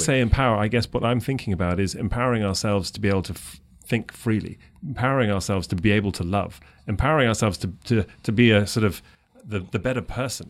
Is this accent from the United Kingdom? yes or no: yes; London, United Kingdom; moved away as an adult; now in United States; I'm, I'm from England, from London